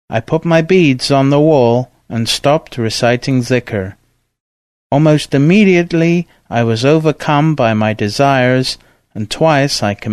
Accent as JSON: {"language": "English", "region": "Dagestan", "country": "Russia", "said": "even though I was from Dagestan and I know all the languages of my area."}